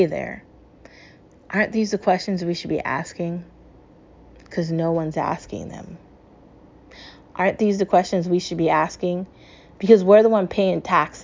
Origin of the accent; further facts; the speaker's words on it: United States; As an American